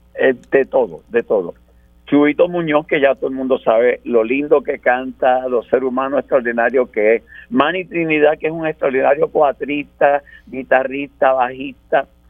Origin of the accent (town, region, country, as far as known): Puerto Rico